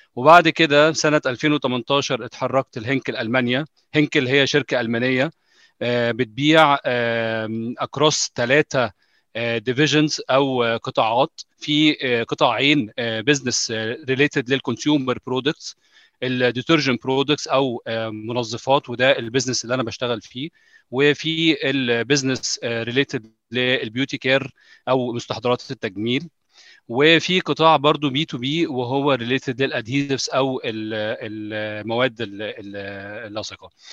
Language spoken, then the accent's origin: Arabic; Egypt; moved away; انا مصري